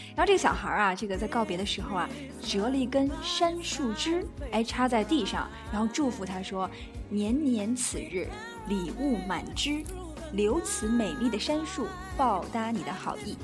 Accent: Tianjin, China; 咱们天津这边，就是像，呃，滨江道这块儿，每次都堵得这个水泄不通哈

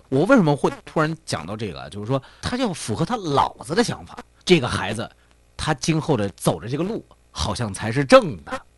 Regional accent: China; 我们中国人

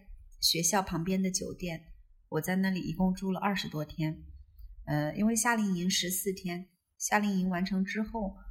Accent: Southwest China, China; now in Chengdu, China; 因为西南其实是我的老家，对我相当于是回到老家

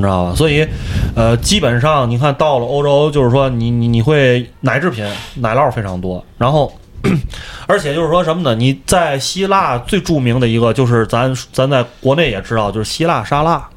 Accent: China; 作为一个中国人

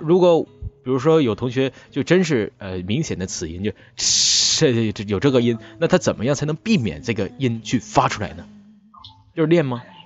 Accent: Northeast China, China; 因为我就是一个嗯。东北人嘛，我们这边不分嗯。知啊、吃啊、是啊，不分这个音

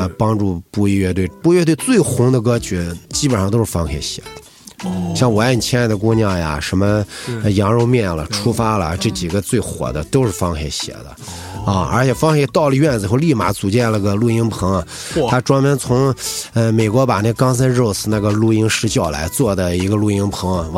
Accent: Yinchuan, Ningxia, China; 我是银川土生土长的

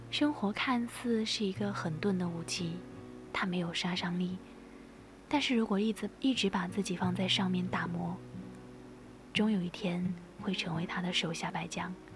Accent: Sichuan, China; 身为一个四川人

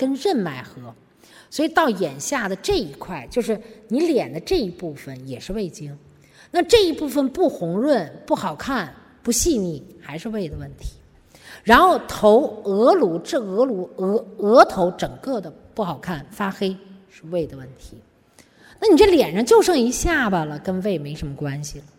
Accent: China; 我们中国人为什么会？我们自己人类为什么会得那么些病？

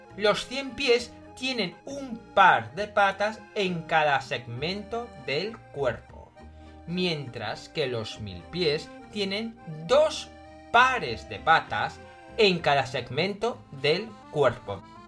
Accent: Spain; Como solemos decir en España

